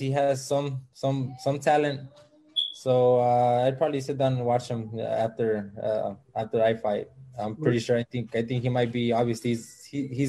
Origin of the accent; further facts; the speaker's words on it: Los Angeles, California, United States; I grew up here in South Central